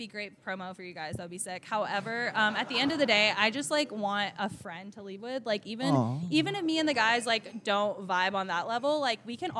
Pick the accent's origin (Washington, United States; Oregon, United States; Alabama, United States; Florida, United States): Florida, United States; now in Denver, United States; I'm definitely from Florida, and I act like I am.